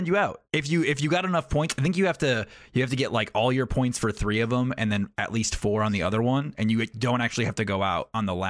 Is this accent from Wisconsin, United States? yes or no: no; New York, United States; I'm from New York originally. So like, we take a lot of standardized tests in New York State.